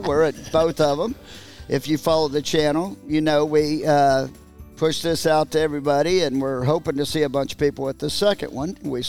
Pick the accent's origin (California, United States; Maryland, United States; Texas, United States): Texas, United States; we're neighbors in Texas. I mean, we grew up in Texas